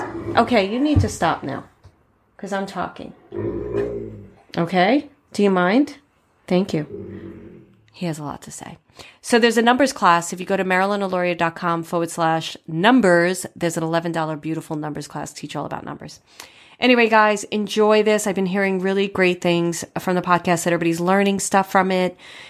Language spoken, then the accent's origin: English; New York City, New York, United States; moved away; also born or lived in Manhattan / Poughkeepsie; I'm from Brooklyn and then Manhattan.